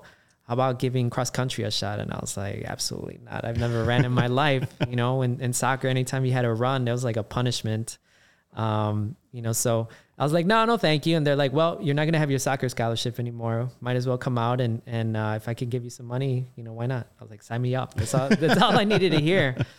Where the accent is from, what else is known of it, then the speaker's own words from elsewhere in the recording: Chicago, Illinois, United States; Born and raised in Chicago, Southsider, you know, Little Village to Gage Park. And then after elementary school, parents moved us out to Southwest suburbs, went to a high school called Lincoln Way.